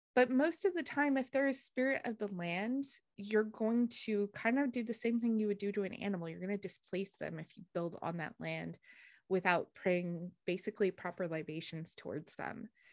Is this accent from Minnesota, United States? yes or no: no; northern New Mexico, United States; now in Tennessee, United States; I grew up in northern New Mexico, so the forests are completely gr-, different than they are here